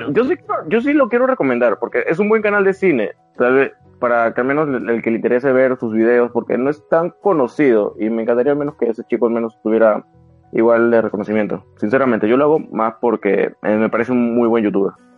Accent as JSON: {"language": "Spanish", "country": "Peru", "said": "aquí en mi país"}